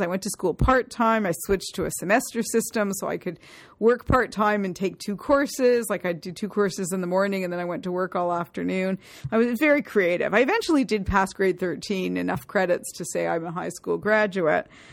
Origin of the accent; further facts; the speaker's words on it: Toronto, Ontario, Canada; Toronto, born and bred